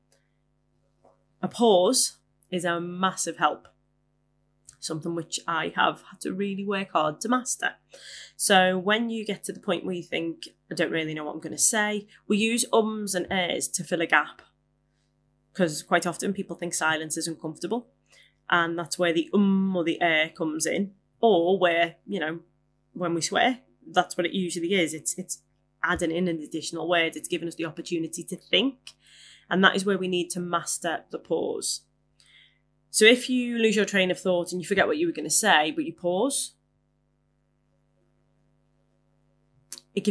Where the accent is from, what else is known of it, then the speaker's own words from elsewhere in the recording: Liverpool, North West England, United Kingdom; I am a Scouser, as I'm sure you have noticed. And where I come from, swearing is punctuation